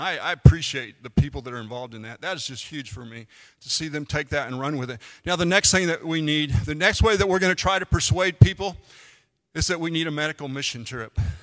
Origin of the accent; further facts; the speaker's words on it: United States; I'm an American